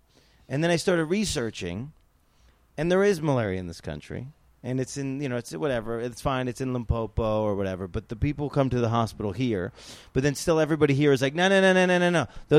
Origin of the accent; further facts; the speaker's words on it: United States; as an American